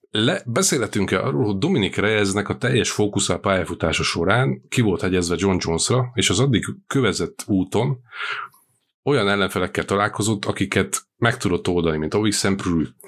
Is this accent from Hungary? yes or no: no; Slovakia; Szlovákiából származom